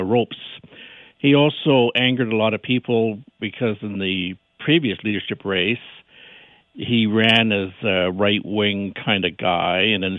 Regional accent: Alberta, Canada; I'm from Alberta

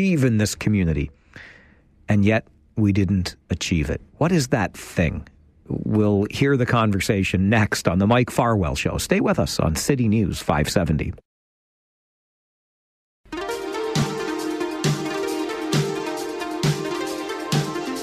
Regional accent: Kitchener, Ontario, Canada; So I was a North Ward boy back in the day, and we moved from North Ward over to not far from the Kitchener Memorial Auditorium.

